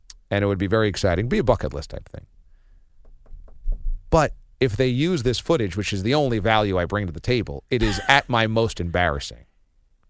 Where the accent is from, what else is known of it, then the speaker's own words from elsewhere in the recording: Warwick, New York, United States; my hometown of Warwick, New York